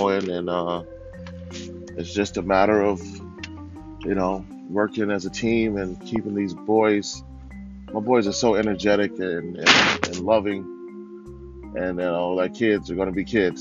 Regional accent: Lynwood, California, United States; also born or lived in Orange County, California; I grew up in Cali, you know, Southern California, Linwood, my young life, and going from 7th to 8th grade, moved to Orange County

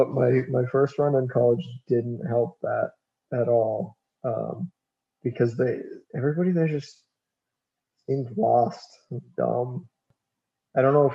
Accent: Maine, United States; the way that I grew up, again, that backwoods. The backwoods Maine. Backwoods farm boy thing.

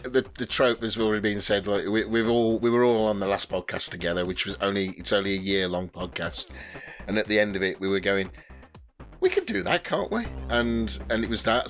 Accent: West Midlands, United Kingdom; I come from the West Midlands and I'm 47.

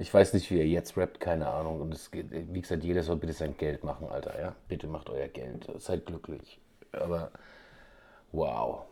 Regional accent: Bavaria, Germany

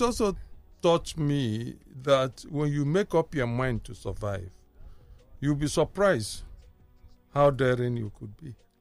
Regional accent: Kano, Kano State, Nigeria; moved away; also born or lived in Jos / Aba / Aguata; I got to realize myself as me in Kano

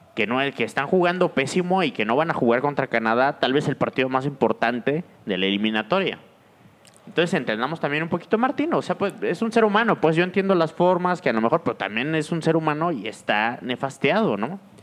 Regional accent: Mexico

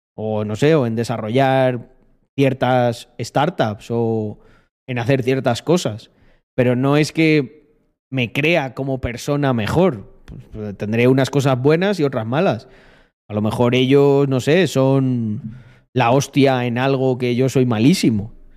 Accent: Almendralejo, Extremadura, Spain; moved away as an adult; also born or lived in Barcelona; Almendralejo, yo creo que vuelvo dentro de 20 años y está igual

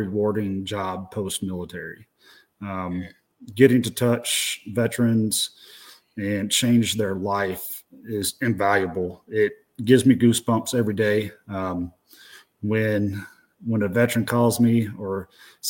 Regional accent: United States; moved away as an adult; also born or lived in Arkansas / Texas; now in Montana, United States; I grew up in Arkansas and Texas

